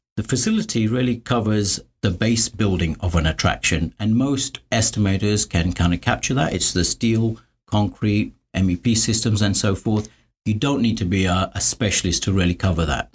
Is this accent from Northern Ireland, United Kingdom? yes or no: no; London, United Kingdom; moved away as an adult; I grew up in London